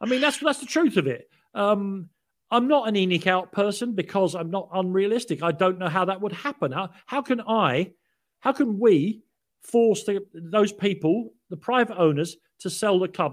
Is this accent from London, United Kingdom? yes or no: yes; London, United Kingdom; moved away; also born or lived in Paddington, London; I was born in Prague Street Hospital in Paddington, 'cause my father was a realman and worked at Paddington. Um, uh, but I was brought up in Islington